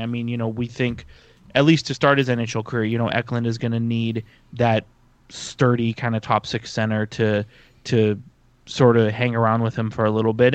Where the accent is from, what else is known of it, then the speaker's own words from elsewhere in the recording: San Jose, California, United States; being from San Jose